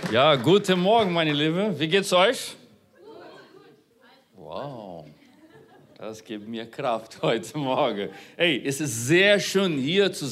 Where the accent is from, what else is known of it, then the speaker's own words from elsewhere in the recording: Brazil; born there; Unabhängig davon, wo du geboren bist, ich bin in Brasilien geboren.